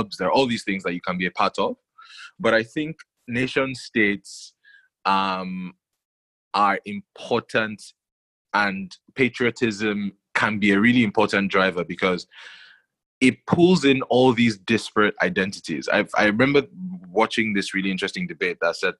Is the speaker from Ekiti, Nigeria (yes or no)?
no; Lagos, Nigeria; I grew up in Lagos